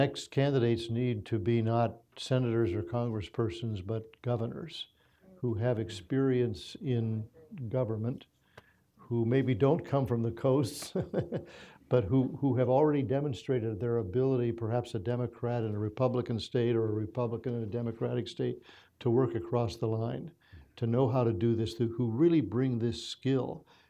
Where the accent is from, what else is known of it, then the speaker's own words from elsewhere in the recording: Minnesota, United States; born there; I was born in Minnesota. I love coming here.